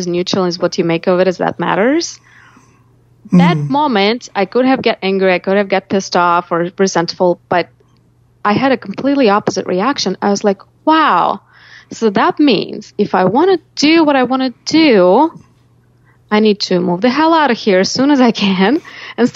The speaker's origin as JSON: {"language": "English", "town": "Sergiev Posad", "region": "Moscow Oblast", "country": "Russia", "tie": "born or raised there", "moved": "as an adult", "lives_now": "United States", "said": "I grew up in Russia in a little town called Sergiev Posad that's about 60 miles from Moscow"}